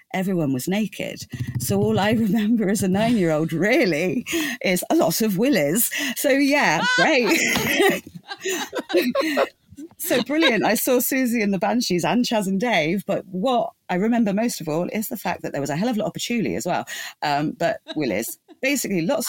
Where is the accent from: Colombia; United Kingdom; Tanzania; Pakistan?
United Kingdom; England; growing up in England